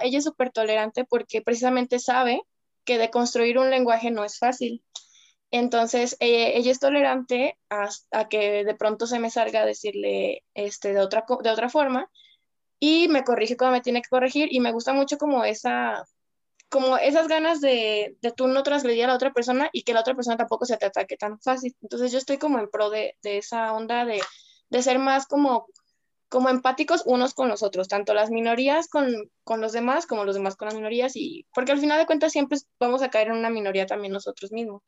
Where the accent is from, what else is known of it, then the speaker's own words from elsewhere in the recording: Guadalajara, Jalisco, Mexico; soy de Guadalajara, Jalisco, la tierra del drag actualmente.